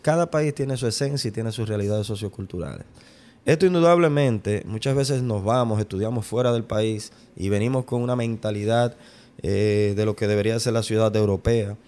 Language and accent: Spanish; Santo Domingo, Distrito Nacional, Dominican Republic; yo soy de la capital